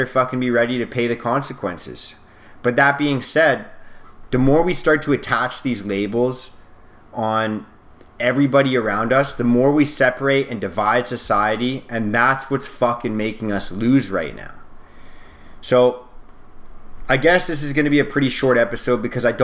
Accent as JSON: {"language": "English", "country": "Canada", "said": "I'm Canadian"}